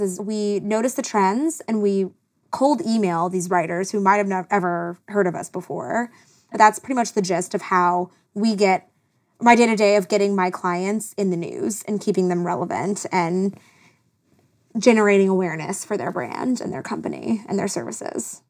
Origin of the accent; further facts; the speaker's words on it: South Carolina, United States; moved away as an adult; now in Los Angeles, United States; I was from South Carolina. I didn't know anyone. I was a transplant, like everybody else